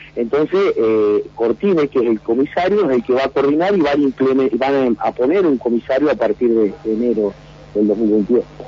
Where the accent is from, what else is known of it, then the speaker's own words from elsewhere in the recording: Vista Alegre, Neuquén, Argentina; nosotros de que somos el portal de la Patagonia